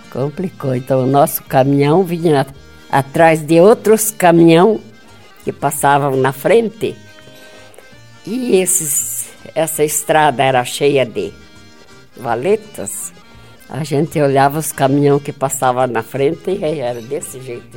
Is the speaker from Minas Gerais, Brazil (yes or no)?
no; Getúlio Vargas, Rio Grande do Sul, Brazil; moved away; also born or lived in Francisco Beltrão; Rio Grande do Sul, não. Município de Getúlio Vargas